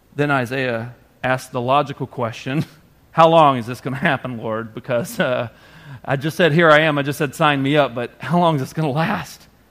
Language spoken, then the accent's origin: English; the South, Arkansas, United States; moved away as an adult; I grew up in the South. I'd never seen this much snow at all. When it would snow like two inches in Arkansas